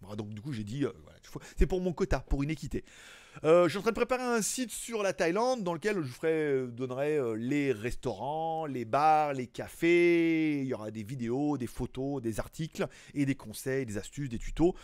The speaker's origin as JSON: {"language": "French", "country": "France", "also_born_or_lived": "Shenzhen", "moved": "as an adult", "lives_now": "Asia", "said": "à la base je suis français"}